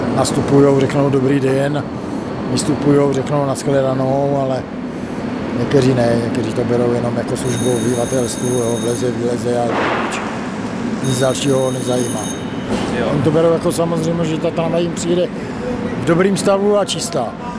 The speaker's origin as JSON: {"language": "Czech", "town": "Brno", "region": "South Moravian Region", "country": "Czechia", "moved": "as an adult", "lives_now": "Lipůvka, Czechia", "said": "Já teda jsem Brňák, ale už dobré 15 let bydlím mimo Brno, já zbývám v Lipovce"}